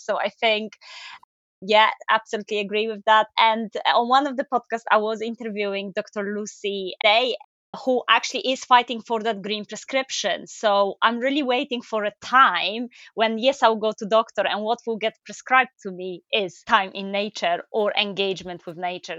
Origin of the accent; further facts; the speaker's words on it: Poland; moved away as an adult; now in United Kingdom; I come from Poland.